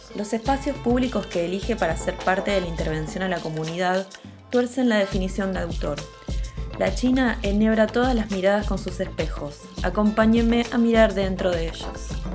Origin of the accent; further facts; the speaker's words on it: La Matanza, Buenos Aires Province, Argentina; nací y me crié en La Matanza